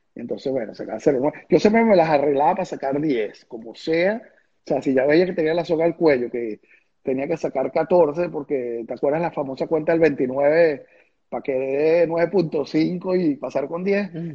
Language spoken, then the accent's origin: Spanish; Venezuela; moved away as an adult; hasta el día que me fui de Venezuela